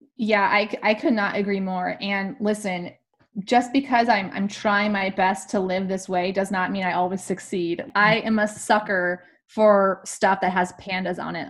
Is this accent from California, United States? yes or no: yes; California, United States; I'm also from California